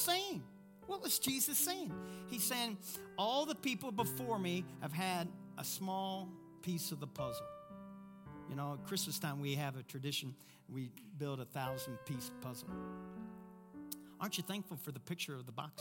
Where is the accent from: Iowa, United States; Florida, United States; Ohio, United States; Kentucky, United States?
Kentucky, United States; I'm from Kentucky. We know how to communicate, though. We just don't know grammar.